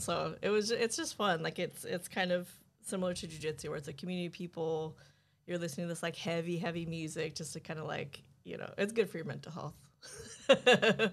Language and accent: English; New Mexico, United States; moved away as an adult; also born or lived in Oakland, California; growing up in New Mexico, it's a small town